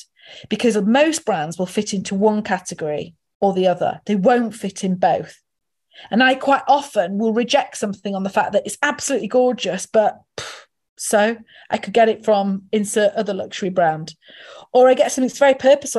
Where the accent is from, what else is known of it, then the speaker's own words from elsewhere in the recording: the north of England, United Kingdom; As a Northerner